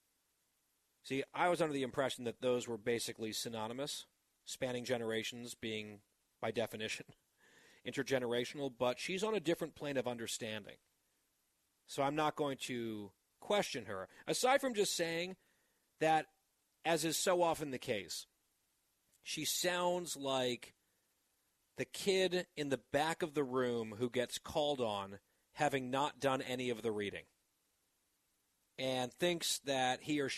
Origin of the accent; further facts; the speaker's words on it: New Jersey, United States; the 55th governor of the great state of New Jersey, my home state